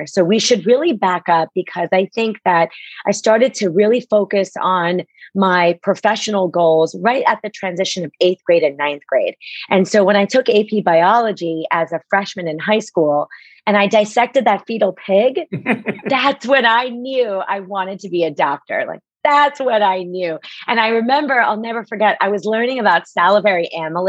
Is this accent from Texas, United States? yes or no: no; Rumson, New Jersey, United States; also born or lived in Plainfield, New Jersey; I was born in Plainfield, New Jersey, and spent most of my life growing up in Rumson, New Jersey